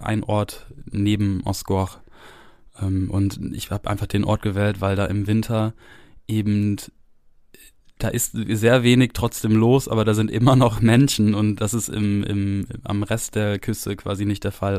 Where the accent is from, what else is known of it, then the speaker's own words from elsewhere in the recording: Germany; also born or lived in France; ich habe hier in Deutschland so ungefähr alles gemacht